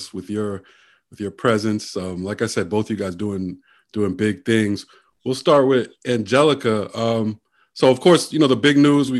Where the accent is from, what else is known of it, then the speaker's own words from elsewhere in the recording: New York City, New York, United States; also born or lived in North Carolina; I was born and raised in New York. I went to school in North Carolina